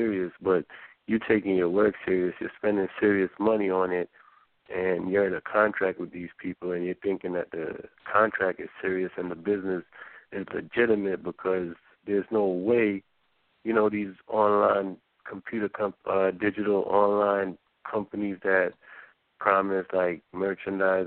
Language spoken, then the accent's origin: English; Waterford, Jamaica; also born or lived in Brooklyn, New York; now in New York, United States; I grew up in Waterford